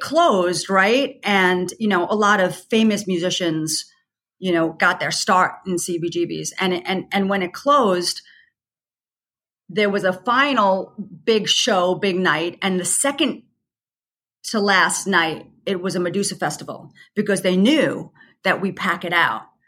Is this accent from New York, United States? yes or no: yes; New York, United States; I, I'm a New Yorker